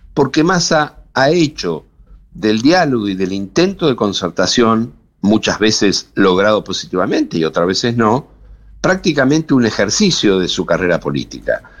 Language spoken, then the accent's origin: Spanish; Buenos Aires Province, Argentina; Yo estoy en la provincia de Buenos Aires, soy bonaerense